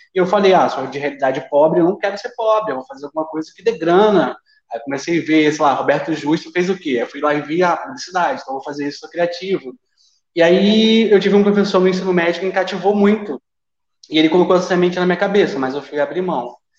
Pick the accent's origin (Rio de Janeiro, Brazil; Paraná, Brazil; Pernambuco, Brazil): Rio de Janeiro, Brazil; Niterói; moved away as an adult; now in Cuiabá, Brazil; Eu, eu sou carioca, mas de Niterói